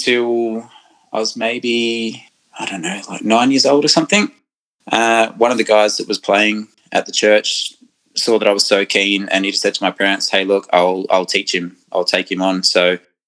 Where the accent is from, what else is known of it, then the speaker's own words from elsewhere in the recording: Adelaide, South Australia, Australia; I was born in Adelaide